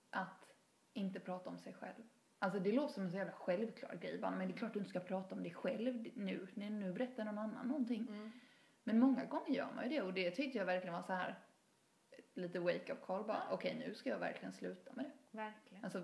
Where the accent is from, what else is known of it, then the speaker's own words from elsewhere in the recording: Haverdal, Halland County, Sweden; där jag är från, Haverdal, ja. eh, som är, ligger lite utanför Halmstad